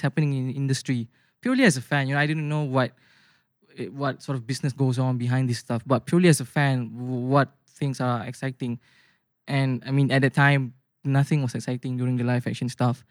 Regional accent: Bandar Seri Putra, Selangor, Malaysia; born or raised there; moved away as an adult; now in Putrajaya, Malaysia

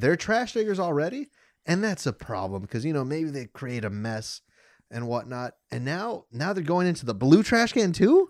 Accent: United States; me as an American

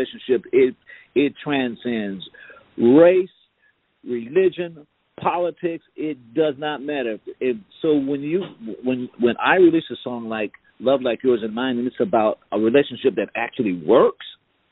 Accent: South Carolina, United States

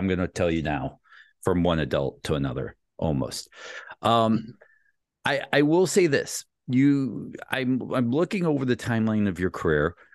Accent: Ellenwood, Georgia, United States; I grew up in Ellenwood, Georgia

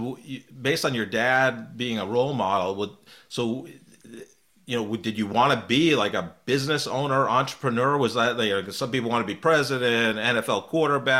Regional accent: New York, United States; Lisa and I went to both junior high, which was called middle school, growing up in New York, about an hour from the city

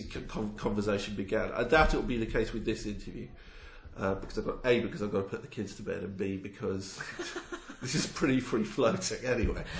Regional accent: near Watford, East of England, United Kingdom; accent: southern; moved away; I grew up near Watford.

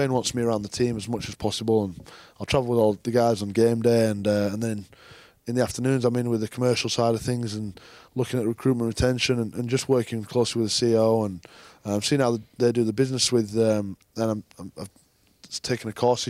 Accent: England, United Kingdom; Being an Englishman is a challenge

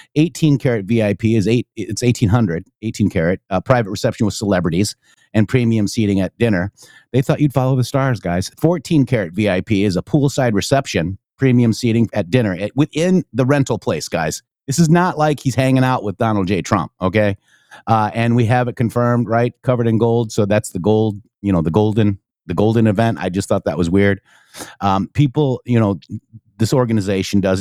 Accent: Rockford, Illinois, United States; we lived in Rockford at that time

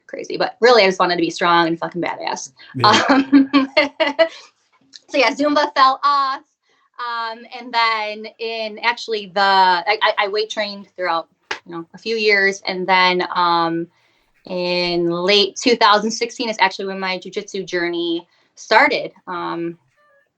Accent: Michigan, United States; I'm from Michigan, so United States

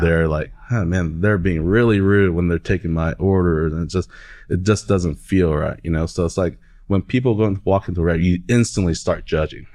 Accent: Oklahoma City, Oklahoma, United States; I'm from Oklahoma City, down the street from the Stockyards

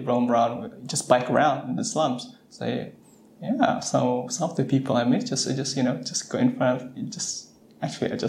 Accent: Southern California, United States; I'm from Southern California

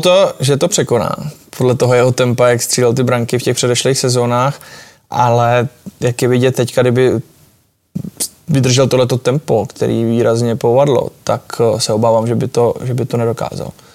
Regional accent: Czechia; jsme prostě Češi, jsme národ hokejový

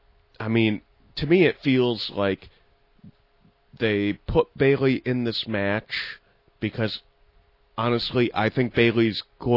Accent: Ireland; I'm Irish, too.

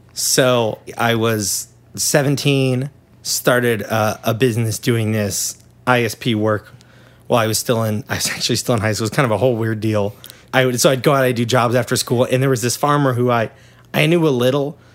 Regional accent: Kansas, United States; I'm from Kansas

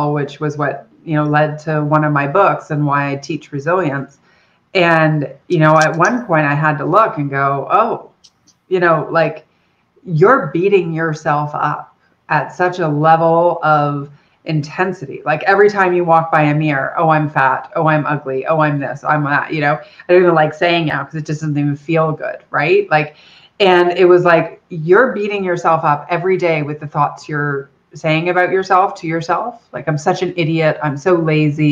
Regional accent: Erie Beach, Ontario, Canada; I'm Canadian, so I grew up in a little village called Erie Beach, down by, so if you imagine Detroit and Toronto, I'm a little closer to Detroit than Toronto

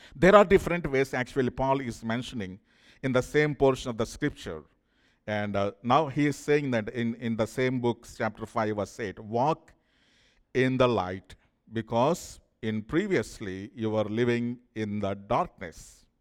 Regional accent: India; moved away; I'm from India

